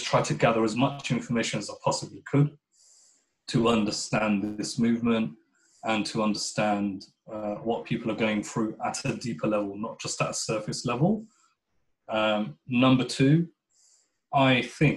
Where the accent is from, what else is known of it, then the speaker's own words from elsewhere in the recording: United Kingdom; I would describe myself as a British Pakistani Muslim.